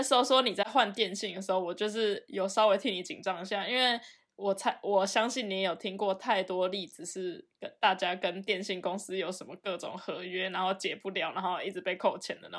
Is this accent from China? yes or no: no; Taiwan; now in Germany; 然后这件事我刚从台湾来的时候，我超不习惯